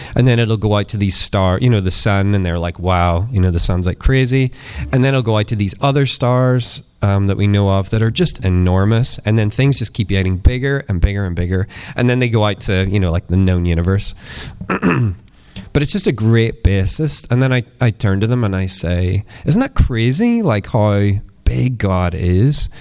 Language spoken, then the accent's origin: English; east coast of Northern Ireland, United Kingdom; moved away as an adult; where I grew up, and um, kind of lived on the east coast of Northern Ireland